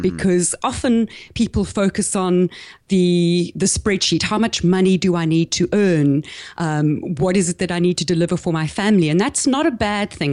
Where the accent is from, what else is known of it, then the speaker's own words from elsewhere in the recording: South Africa; accent: South African; moved away as an adult; also born or lived in Caribbean / east coast of Australia; now in Australia; I grew up in South Africa